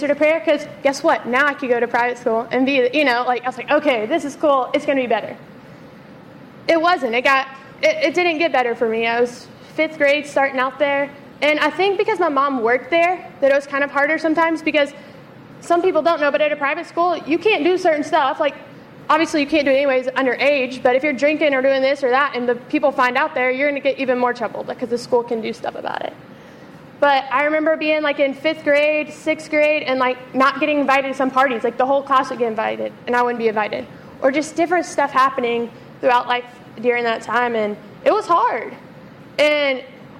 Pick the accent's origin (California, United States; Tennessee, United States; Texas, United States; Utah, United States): Tennessee, United States; Memphis; also born or lived in South Carolina; I grew up in Memphis, born and raised. We moved to South Carolina for a few years, and then we came back